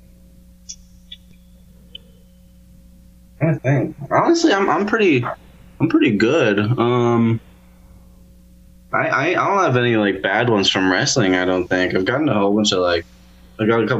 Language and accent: English; Vancouver Island, British Columbia, Canada; born or raised there; also born or lived in Medicine Hat, Alberta; now in Vancouver, Canada